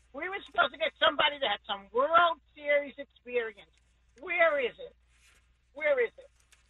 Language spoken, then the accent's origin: English; New York, United States; moved away as an adult; now in Chula Vista, United States; I'm originally from New York, and I'm a big Yankee fan, but I do love the Padres because I'm out here like 30 years